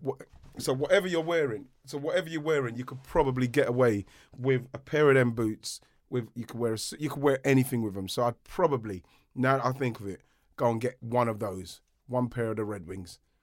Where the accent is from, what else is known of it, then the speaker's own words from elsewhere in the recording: London, United Kingdom; We grew up in Brockley, Southeast London